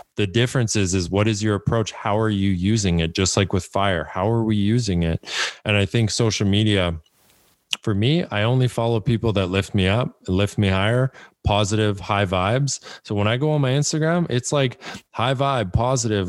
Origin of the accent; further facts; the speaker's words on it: Canada; I'm from Canada